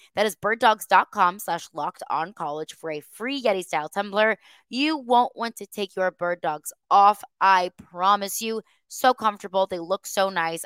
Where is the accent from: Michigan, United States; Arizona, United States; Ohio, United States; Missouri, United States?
Missouri, United States; St. Louis; now in Nashville, United States; The state of Missouri, state actually, that's where I'm from. I'm from Saint Louis